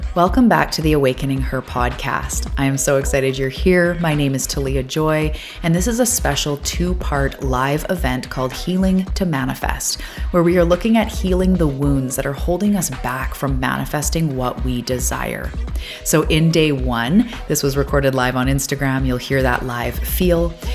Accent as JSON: {"language": "English", "country": "Canada", "said": "I'm a Canadian."}